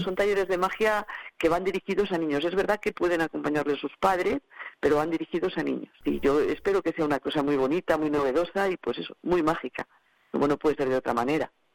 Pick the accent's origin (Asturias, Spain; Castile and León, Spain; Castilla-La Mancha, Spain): Castile and León, Spain; Cantalejo; sea mi pueblo